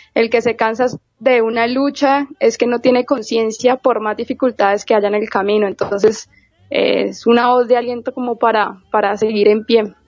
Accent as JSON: {"language": "Spanish", "country": "Colombia", "said": "nosotros desde acá, desde Colombia"}